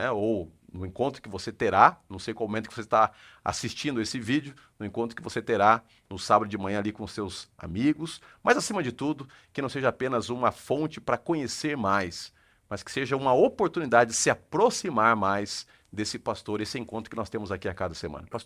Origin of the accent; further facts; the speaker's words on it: São Paulo, Brazil; also born or lived in Santa Catarina / Paraná; Porque eu nasci em São Paulo, perambulei em vários lugares aí pelo estado de São Paulo, meu pai sendo pastor, depois fui pastor em Santa Catarina, em vários locais, no Paraná, estou aqui de novo.